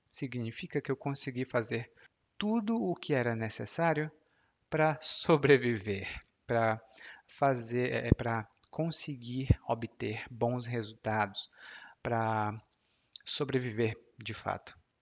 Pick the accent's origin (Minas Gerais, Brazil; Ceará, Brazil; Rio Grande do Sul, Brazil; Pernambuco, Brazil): Ceará, Brazil; Maracanaú; moved away as an adult; also born or lived in Fortaleza; Eu Nasci em Fortaleza, mas cresci em Maracanaú